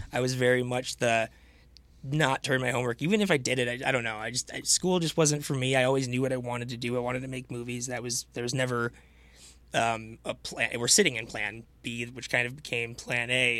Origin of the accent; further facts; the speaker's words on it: Farmington Hills, Michigan, United States; also born or lived in Chicago; I actually grew up about half a mile down the road from here, um, Farmington Hills, Michigan.